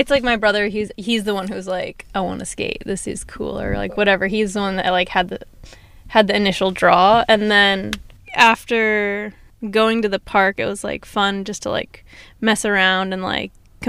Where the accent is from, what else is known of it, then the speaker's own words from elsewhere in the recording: Van Nuys, California, United States; also born or lived in Simi Valley, United States; I don't even remember living in Simi Valley. Uh-huh. I think my first memories are in Van Nuys.